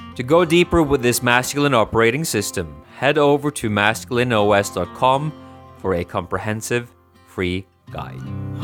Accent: Norway; now in Sweden; I'm from Norway

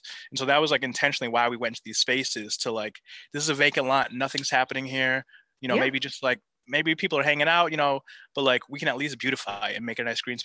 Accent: Santa Barbara and San Diego, Southern California, United States; also born or lived in suburbs of Chicago; now in Chicago, United States; I grew up in Santa Barbara and then San Diego. So all SoCal, right on the beach

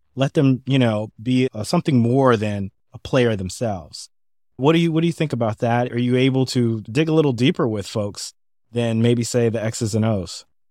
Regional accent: San Francisco, California, United States; I'm from San Francisco

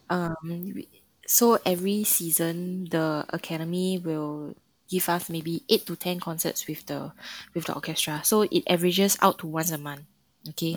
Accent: Singapore; moved away as an adult; now in China; Mandarin is not my first language. And there's many words that we use in Singapore that's different in China.

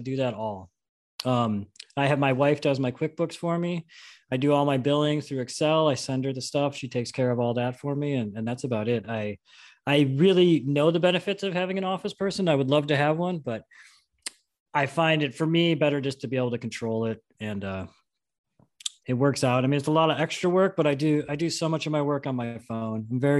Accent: New York, United States; also born or lived in Vermont / Salt Lake City / Tahoe; now in California, United States; I'm born and raised in New York.

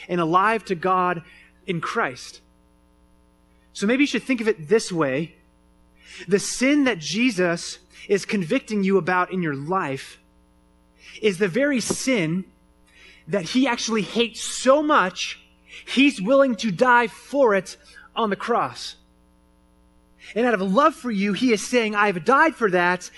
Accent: Phoenix, Arizona, United States; moved away; I grew up in Phoenix, Arizona

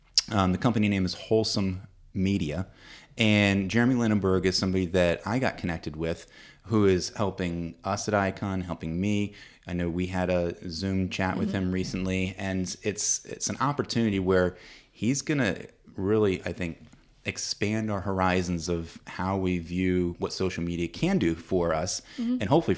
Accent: Williamsburg, Virginia, United States; See, I'm from Williamsburg.

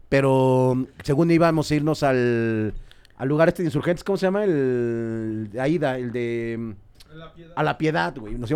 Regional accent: Mexico; sí, soy de Sotelo.

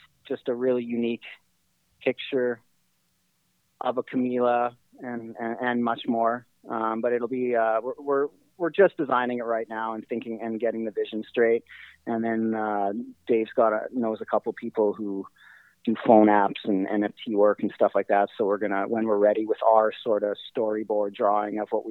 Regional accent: Winnipeg, Manitoba, Canada; being from Winnipeg

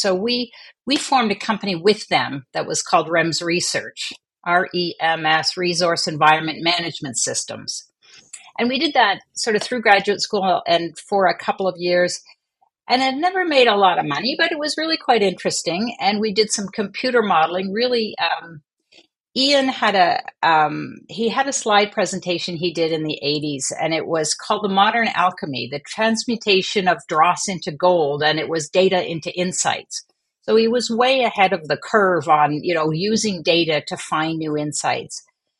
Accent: Montreal, Quebec, Canada; also born or lived in Vancouver / England; now in New Brunswick, Canada; I was born in Vancouver, and then I spent the first few years of my life in England. Most of my elementary high school was in Montreal.

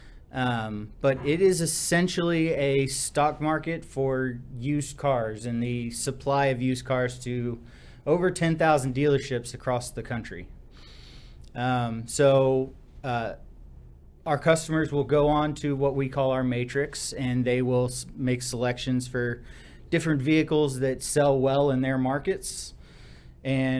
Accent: Seguin, Texas, United States; also born or lived in Austin, Texas; I grew up in Seguin, small town, kind of in between San Antonio and Austin

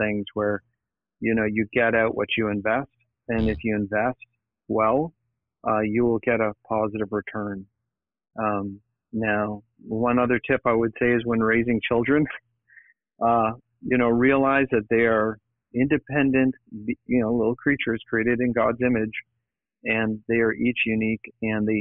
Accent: Niagara area, Ontario, Canada; also born or lived in Toronto, Canada / United States; I grew up in the Niagara area, which is not far from Niagara Falls

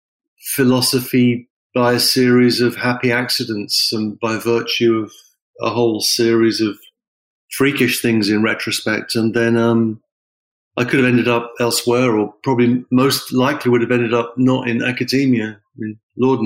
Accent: England, United Kingdom; moved away; I'm from England originally, and there's a certain kind of humor which is associated with where I'm from.

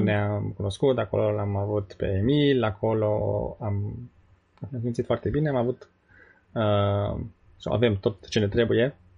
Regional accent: Săliște, Sibiu County, Romania; moved away as an adult; now in United States; noi venim din România, care este uh, din Săliște

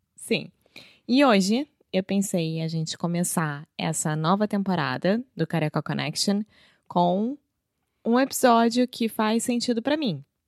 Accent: Rio de Janeiro, Brazil; first language Portuguese; Eu sou brasileira, carioca do Rio de Janeiro

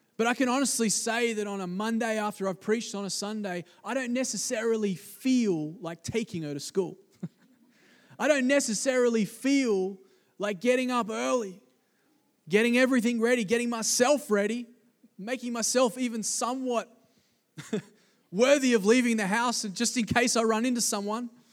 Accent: East Coast of Australia, Australia; growing up in the East Coast of Australia, on the beaches

